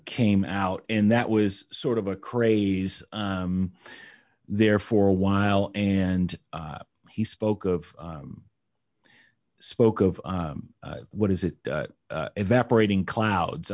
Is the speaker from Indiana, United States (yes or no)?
yes; Indianapolis, Indiana, United States; moved away; also born or lived in New York; I'm from Indianapolis, Indiana